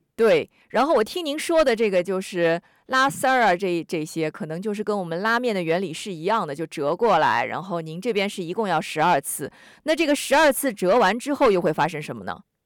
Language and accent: Chinese; Sydney, New South Wales, Australia; 我们悉尼人哈，我们说悉尼塞的嘛